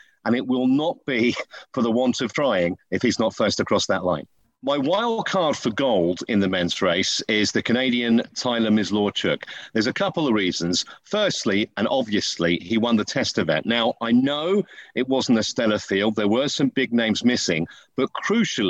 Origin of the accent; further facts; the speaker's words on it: United Kingdom; I'm a Brit and proud to be one